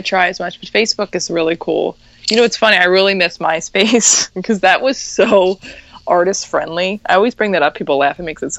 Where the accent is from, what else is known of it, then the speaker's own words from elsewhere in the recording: New Jersey, United States; I'm from South Jersey, so it's right down right there.